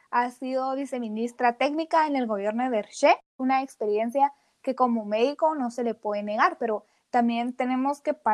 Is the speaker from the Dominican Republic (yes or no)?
no; Guatemala; Estamos aquí para descubrir cómo lo que ha transcurrido y lo que está por suceder nos afecta e influye como ciudadanos guatemaltecos.